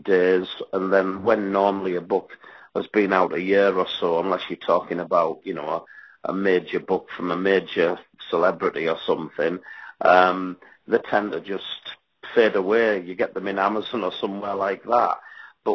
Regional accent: Middlesbrough, North East England, United Kingdom; my hometown team, Middlesbrough

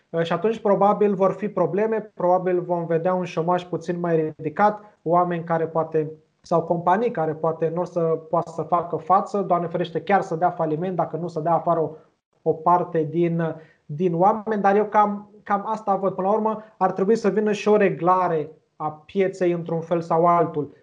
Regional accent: Romania; noi, ca români

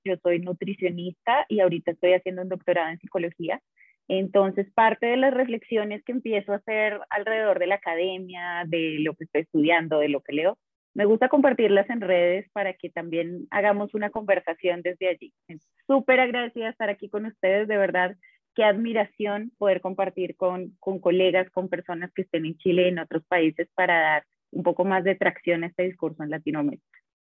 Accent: Colombia; soy, soy de acá de Colombia

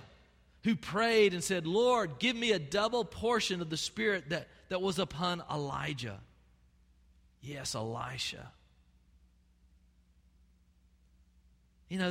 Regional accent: Albany, United States; I grew up in First Baptist Albany

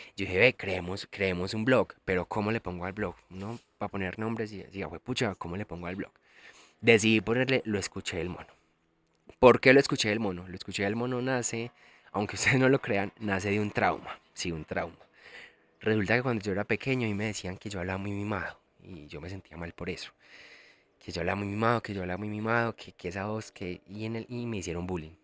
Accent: El Carmen de Viboral, Antioquia, Colombia; moved away as an adult; now in Medellín, Colombia; soy de Medellín, bueno, en realidad vivo en Medellín hace un par de años, pero soy del Carmen de Vioral. A mucho honor soy de pueblo y amo los pueblos. Viví 25 años de mi vida en el Carmen

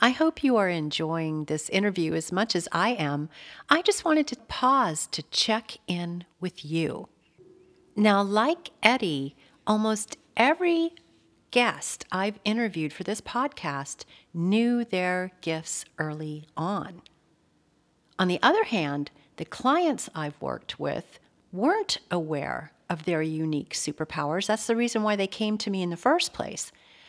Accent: Atlanta, Georgia, United States; So I grew up in Atlanta, Georgia.

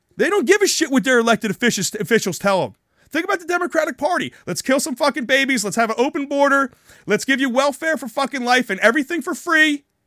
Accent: New Jersey, United States; I'm from New Jersey

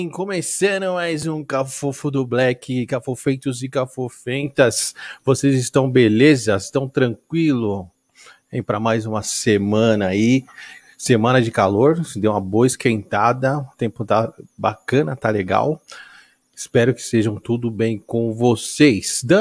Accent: São Paulo, Brazil; Sou de São Paulo.

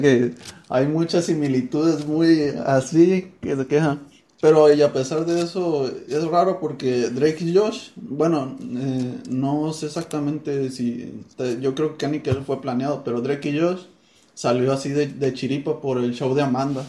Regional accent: Sonora, Mexico; nosotros por acá, de Sonora, de nuestro charco. Dicen que tenemos nuestro modo de hablar

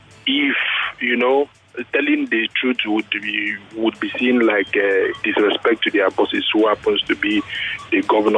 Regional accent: Cross River, Nigeria; Actually, I lived and I grew up in Cross River State.

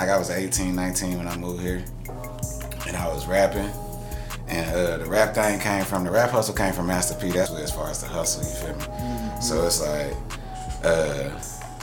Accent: Cleveland, Ohio, United States; moved away as an adult; also born or lived in Georgia / Kentucky / Texas; now in Nashville, United States; I'm from originally from Cleveland, Ohio. So I was born in Cleveland, Ohio

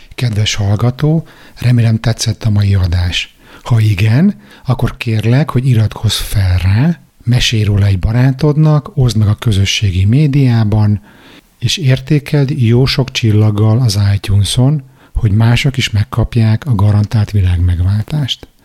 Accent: Hungary; moved away; én magyar vagyok, hogy én kelet-európai vagyok

